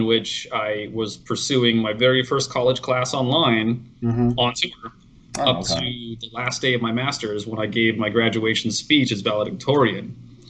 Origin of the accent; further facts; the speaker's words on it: Phoenix, Arizona, United States; Yeah, I grew up in Phoenix.